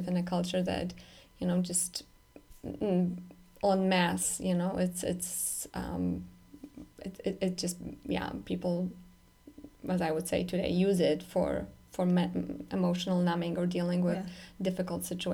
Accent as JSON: {"language": "English", "country": "Poland", "tie": "born or raised there", "moved": "yes", "said": "I'm growing up in Poland specifically, that's where I grew up"}